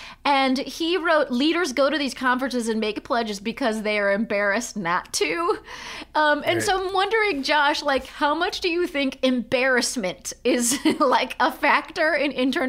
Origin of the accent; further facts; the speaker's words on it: California, United States; moved away; I'm from California.